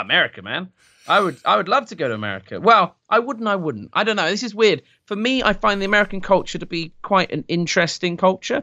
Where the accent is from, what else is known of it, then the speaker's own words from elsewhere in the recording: United Kingdom; I am British.